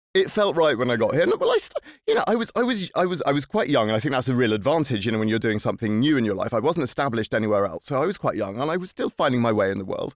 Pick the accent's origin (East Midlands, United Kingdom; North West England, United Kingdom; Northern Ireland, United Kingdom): East Midlands, United Kingdom; Lincolnshire; now in Stockholm, Sweden; I'm from Lincolnshire